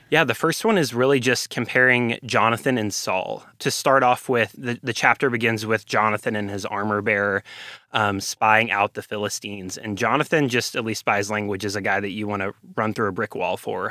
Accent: Ovilla, Texas, United States; I am a Texan through and through. I'm, uh, from a tiny town called Ovilla, Texas

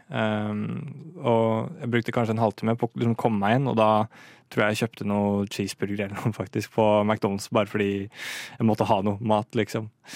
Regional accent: Moss, Østfold, Norway; Jeg kommer fra Østlandet, som dere kanskje hører. Eh, ja. Nærmere bestemt Moss, på, eh, fra Jeløya

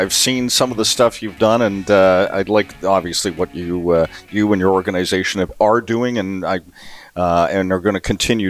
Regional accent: Vancouver, British Columbia, Canada; now in Edmonton, Canada; And I grew up playing on the West Coast.

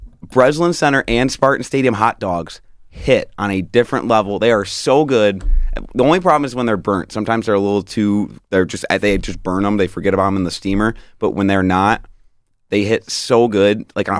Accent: Macomb, Michigan, United States; At shout out Macomb, Michigan. I've seen them at the 7-Eleven at my hometown.

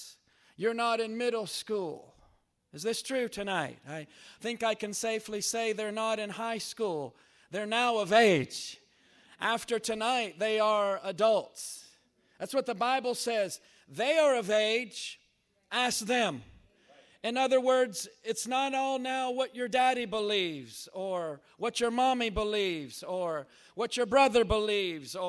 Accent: Jeffersonville, Indiana, United States; moved away; I was raised up in Jeffersonville, Indiana

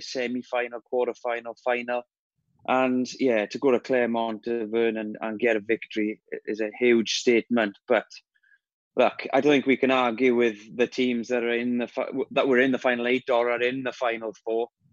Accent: Wales, United Kingdom; I'm Welsh

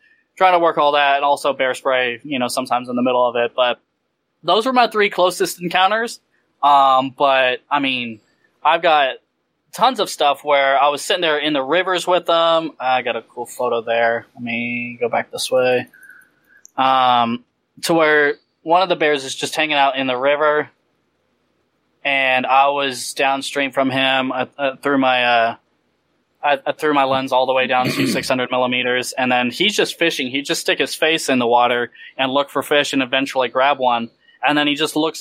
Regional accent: Texas, United States; I'm from Texas

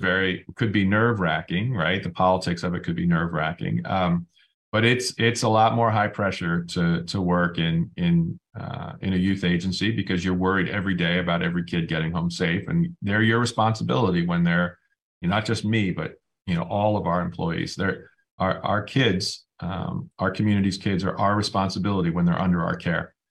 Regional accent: New Haven, Connecticut, United States; born or raised there

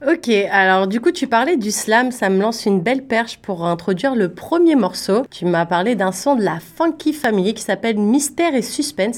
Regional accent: Paris, Île-de-France, France; moved away; j'étais de Paris

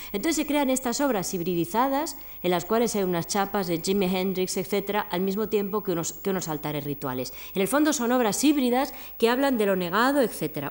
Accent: Madrid, Community of Madrid, Spain; yo soy un aborigen de Madrid, yo soy indígena de esta ciudad

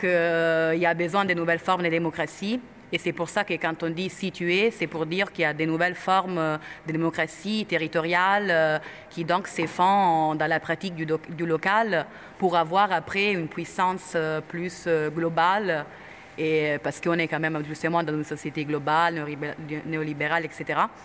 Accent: Italy; French is a second language; moved away; je suis italienne

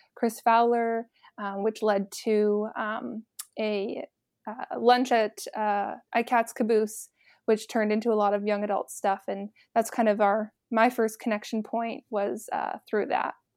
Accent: Oakville, Ontario, Canada; moved away as an adult; also born or lived in St. Catharines, Ontario; I'm originally from Oakville, uh, born and raised there with my family

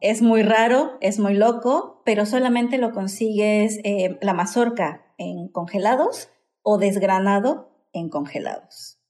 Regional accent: Mexico

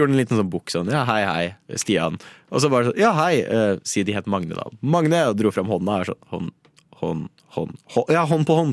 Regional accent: Norway; vi er nordmenn

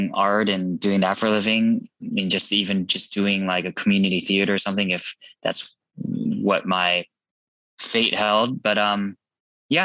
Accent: Irvine, California, United States; also born or lived in Garden Grove, California / Chula Vista, California; I was born in 81 in Garden Grove. We spent most of my childhood in most of my life in Irvine, except for a few years in Chula Vista, San Diego

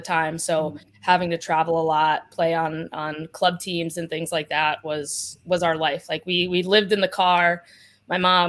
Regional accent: Pittston, Pennsylvania, United States; I am from northeastern Pennsylvania. So I grew up in Pittston

